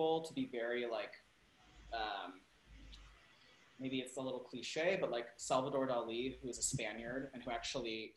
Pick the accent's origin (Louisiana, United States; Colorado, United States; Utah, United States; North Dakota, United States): Utah, United States; Salt Lake City; also born or lived in Spain / California / New York; now in Los Angeles, United States; I grew up in Utah in the 90s.